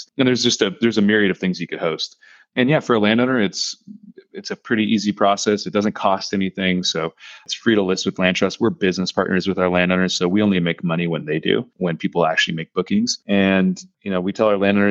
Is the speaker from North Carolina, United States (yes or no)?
no; Southern California, United States; moved away as an adult; also born or lived in Boston / Chicago / New York / San Francisco; now in Bozeman, United States; originally I was born in Southern California. I grew up hunting, fishing, surfing, all sorts of outdoor stuff.